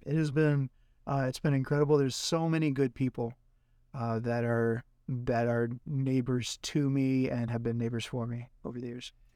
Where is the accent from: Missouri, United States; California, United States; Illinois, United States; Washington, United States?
Missouri, United States; Jackson; also born or lived in Oregon; now in St. Louis, United States; I'm originally from Jackson, Missouri